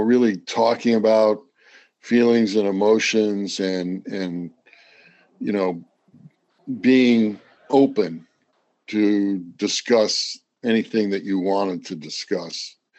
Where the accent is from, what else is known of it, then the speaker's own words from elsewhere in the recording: Midwest, United States; moved away; I went to the Ohio State University, so I'm Midwestern as well.